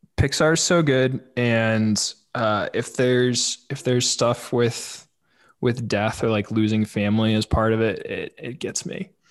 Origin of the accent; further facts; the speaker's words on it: St. Louis, Missouri, United States; moved away; I grew up in St. Louis